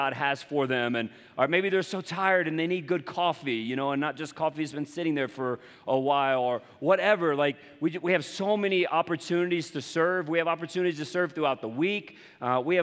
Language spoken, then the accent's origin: English; Charleston, South Carolina, United States; accent: Southern; moved away; I'm from the coastal South, Charleston, South Carolina. And you'll hear it you'll hear it in my voice every once in a while.